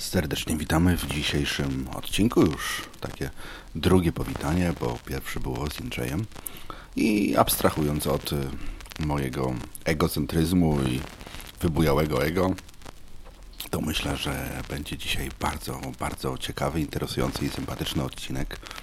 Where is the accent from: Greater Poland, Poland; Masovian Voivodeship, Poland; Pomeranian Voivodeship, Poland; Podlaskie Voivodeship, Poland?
Greater Poland, Poland; Poznań; my z Poznania